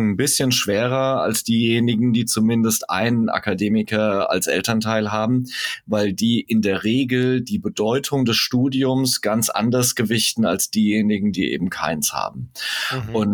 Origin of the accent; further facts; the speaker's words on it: Hesse, Germany; Zumindest bei uns in Hessen ist das, äh, glaube ich, immer noch so.